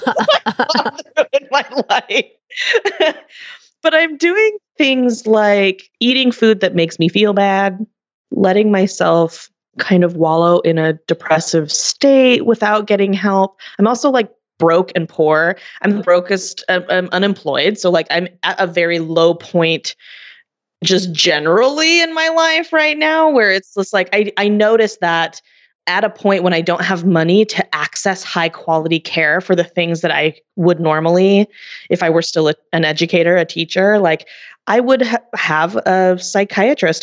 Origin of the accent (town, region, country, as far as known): United States; born or raised there